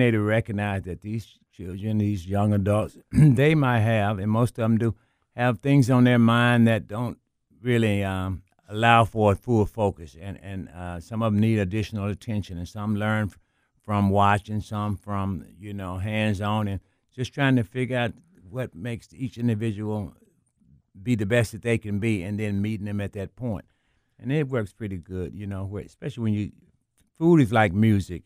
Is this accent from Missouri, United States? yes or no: no; Memphis, Tennessee, United States; I grew up in South Memphis